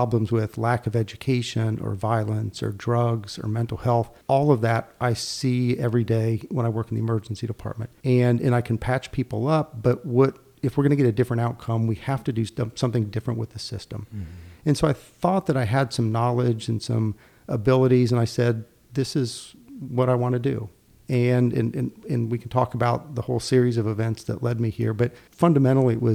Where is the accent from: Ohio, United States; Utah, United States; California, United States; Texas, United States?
Ohio, United States; moved away as an adult; now in Greenville, United States; I was born in Ohio, moved to North Carolina in 98 and joined the faculty at ECU.